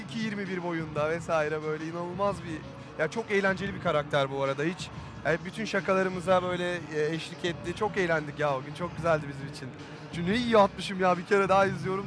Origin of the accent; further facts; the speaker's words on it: Burdur, Turkey; moved away; ben küçük bir şehirden çıkma bir adamım. Burdur gibi bir yerden yani. E, Burdur'dan çıktım. 70 bin nüfusu vardı doğduğum yerin.